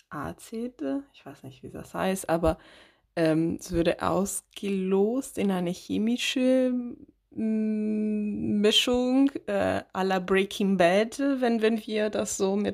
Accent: Italy; German is a second language; moved away as an adult; now in Germany; ich bin äh, in Italien auf, geboren und aufgewachsen und bin erst mit 21 nach Deutschland umgezogen.

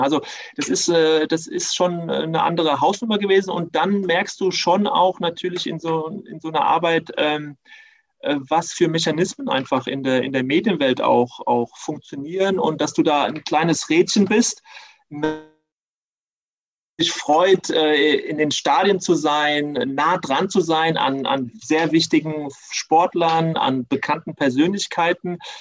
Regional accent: Germany; also born or lived in Tunisia; ich bin halber Tunesier und durch diese drei Jahre konnte ich natürlich da sehr gut eintauchen und trotzdem äh, habe ich auch gemerkt, als Halbdeutscher zieht es mich auch wieder zurück nach Deutschland

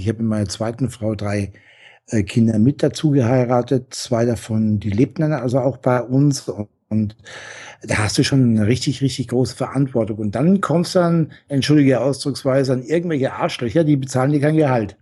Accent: Franconia, Bavaria, Germany; moved away as an adult; also born or lived in Essen; ich komme aus dem Fränkischen

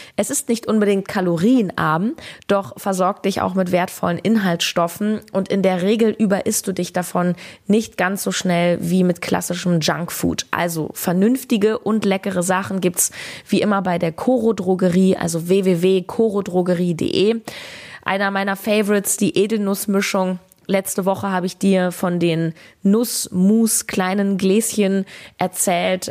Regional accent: Berlin, Germany; in meiner Heimat Berlin

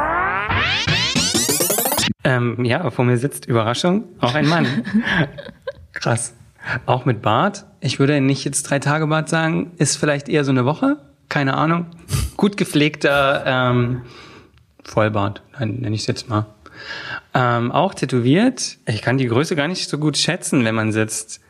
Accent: Oschatz, Saxony, Germany; moved away as an adult; now in Berlin, Germany; Aus Oschatz, das ist eine Kleinstadt äh, zwischen Leipzig und Dresden

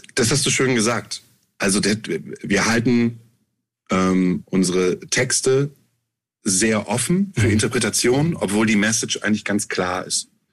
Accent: Germany; wir kommen aus Deutschland

